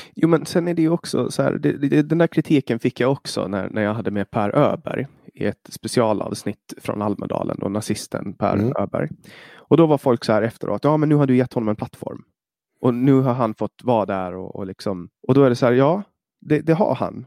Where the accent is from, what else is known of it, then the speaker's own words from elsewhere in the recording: Åland Islands; lagtinget, alltså i vår, vårt parlament